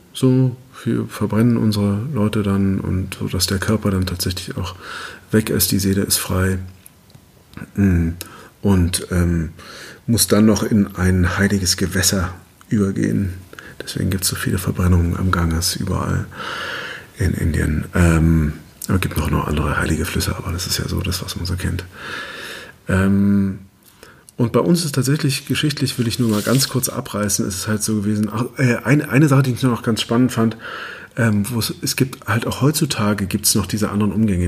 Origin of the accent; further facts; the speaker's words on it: Germany; wir es als Deutsche